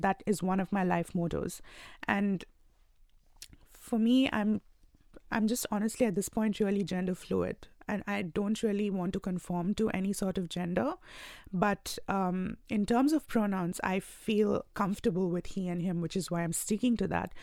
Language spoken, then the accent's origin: English; India; moved away as an adult; now in Australia; I belong to India, and I moved here about two years ago